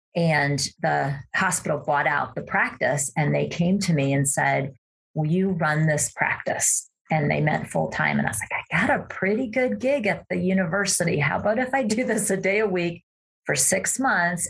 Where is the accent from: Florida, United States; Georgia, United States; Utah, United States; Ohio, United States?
Ohio, United States; Cleveland; now in Idaho, United States; I grew up in Cleveland, Ohio